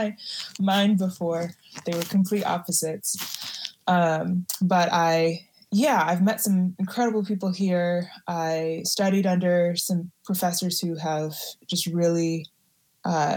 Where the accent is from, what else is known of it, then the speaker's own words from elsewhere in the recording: outside Chicago, Illinois, United States; also born or lived in San Francisco, California; I was born in San Francisco and raised outside Chicago.